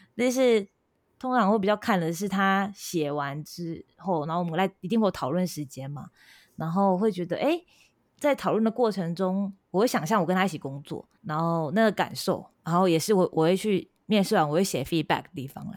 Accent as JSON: {"language": "Chinese", "region": "Changhua County", "country": "Taiwan", "also_born_or_lived": "Japan", "moved": "as an adult", "said": "可能是有乡下人吧，我是彰化人吧"}